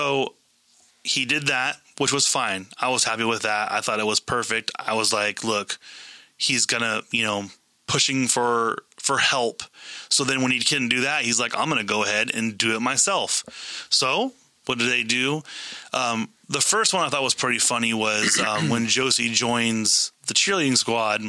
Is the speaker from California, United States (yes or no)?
yes; Northern California, United States; we're from Northern California.